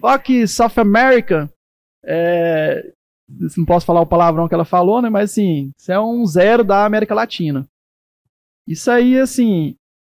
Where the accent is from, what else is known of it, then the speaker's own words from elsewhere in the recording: Brazil; eu sou feliz de ser brasileiro, adoro meu país